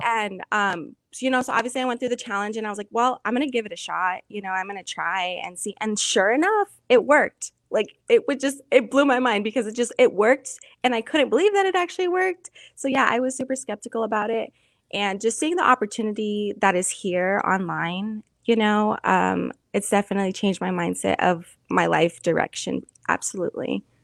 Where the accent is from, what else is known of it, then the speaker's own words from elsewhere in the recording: New Mexico, United States; moved away as an adult; now in Tucson, United States; I'm originally from New Mexico